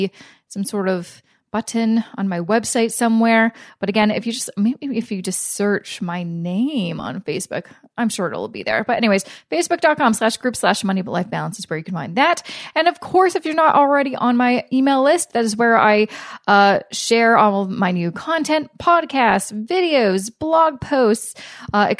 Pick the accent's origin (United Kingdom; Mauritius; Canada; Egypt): Canada; I'm Canadian